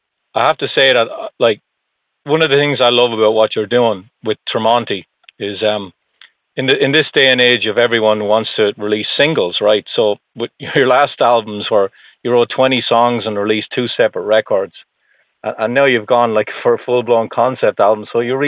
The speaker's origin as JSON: {"language": "English", "country": "Ireland", "lives_now": "United States", "said": "I'm from Ireland, but I'm living just north of Boston."}